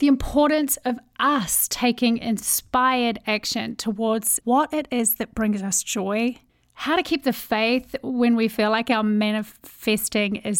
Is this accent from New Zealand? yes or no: yes; New Zealand; accent: Kiwi; I have a Kiwi accent.